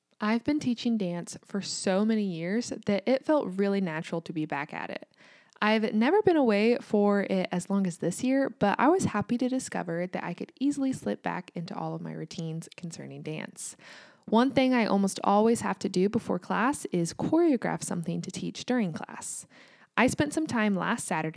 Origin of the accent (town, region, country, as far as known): United States; also born or lived in Kansas